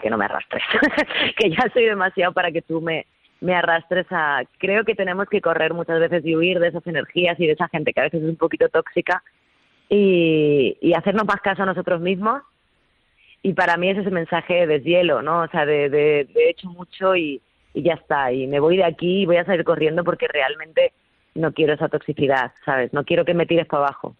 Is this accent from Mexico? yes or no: no; Andalusia, Spain; moved away; qué ganas tengo de ir a Andalucía, qué ganas tengo de pisar mi casa, mi tierra